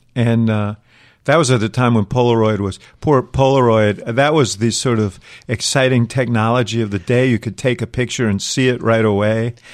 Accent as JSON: {"language": "English", "region": "New York", "country": "United States", "tie": "born or raised there", "said": "I grew up in New York"}